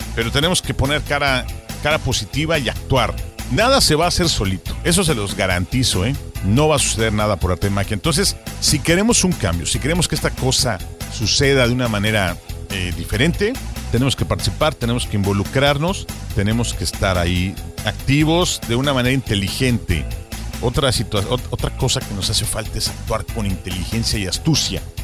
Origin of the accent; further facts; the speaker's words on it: Mexico; en nuestro querido México